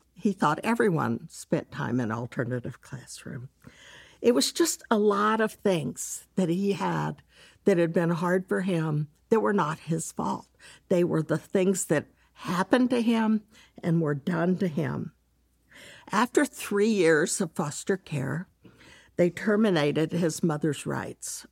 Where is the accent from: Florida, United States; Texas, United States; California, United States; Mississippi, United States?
Texas, United States; Dallas; I'm from Texas, grew up in Dallas.